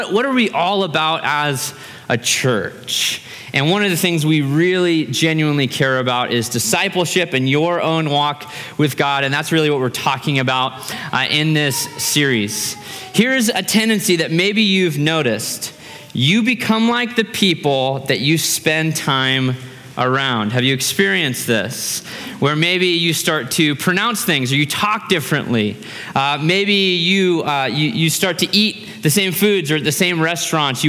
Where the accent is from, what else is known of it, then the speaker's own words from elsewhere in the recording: Fairbanks, Alaska, United States; for me and my brother, we grew up in Fairbanks, Alaska, literally in the woods